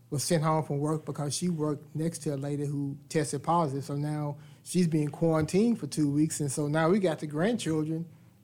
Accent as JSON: {"language": "English", "town": "Conroe", "region": "Texas", "country": "United States", "tie": "born or raised there", "said": "I was born and raised here in Conroe about 63 years ago."}